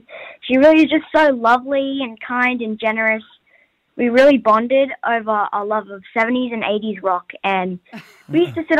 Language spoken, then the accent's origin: English; Australia; accent: Australian; when I came back to Australia this time, I actually couldn't get back my Australian accent because I'd been there for so long.